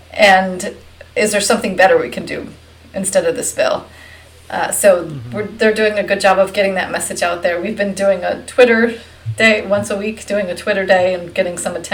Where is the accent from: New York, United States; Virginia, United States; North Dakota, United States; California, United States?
Virginia, United States; Virginia is my home state